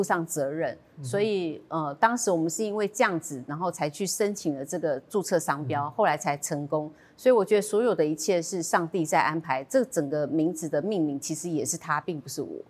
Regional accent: Taiwan; 我来自台湾

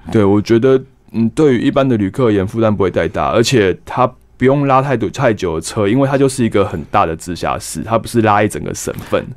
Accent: Taiwan; 我们台湾人会吃油条去跑， 去吸油

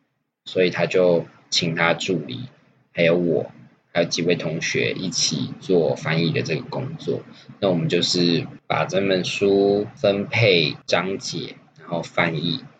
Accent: Taiwan; 我们台湾人哦，没有在遵守学术伦理的啦，好不好？

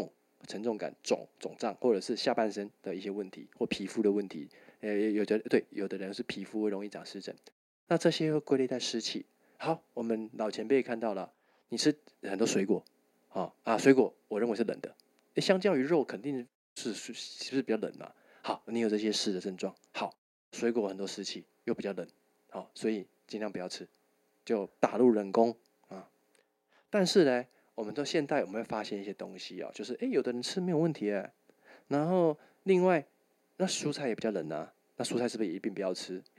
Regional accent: Tainan, Taiwan; 我我是台南人啊啊！

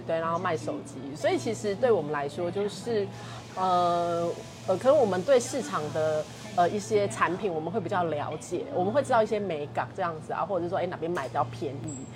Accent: southern Taiwan, Taiwan; 南部是我的家乡

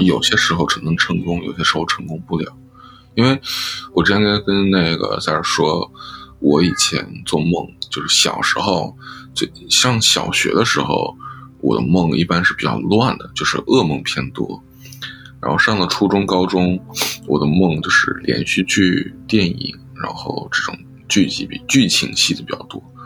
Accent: Taiyuan, Shanxi, China; moved away as an adult; now in London, United Kingdom; 我是出生于山西省太原市，然后就是一个比较，比较算是内陆的一个省会城市吧

